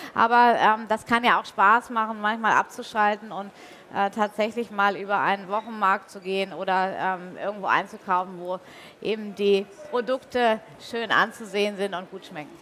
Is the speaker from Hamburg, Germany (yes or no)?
yes; Hamburg, Germany; also born or lived in Bavaria; bis ich dann irgendwann 96 wieder in Hamburg gelandet bin, was auch meine Heimatstadt ist